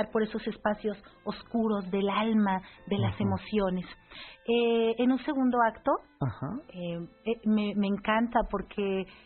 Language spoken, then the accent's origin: Spanish; Oaxaca, Mexico; cual bordadora de mi tierra, Oaxaca